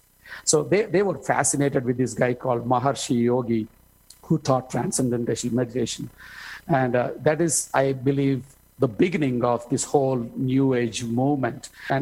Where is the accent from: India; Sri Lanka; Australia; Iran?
India; moved away as an adult; also born or lived in Southern California; I was born and raised here in India and proud to be a person who was born and raised in India. But the opportunity I had to come and live in America, Southern California, especially for 20 years.